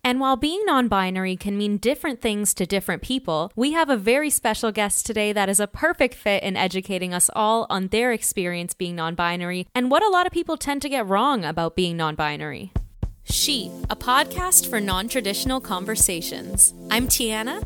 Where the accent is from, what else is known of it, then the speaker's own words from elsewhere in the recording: Toronto, Ontario, Canada; moved away; I am also originally from Canada, Toronto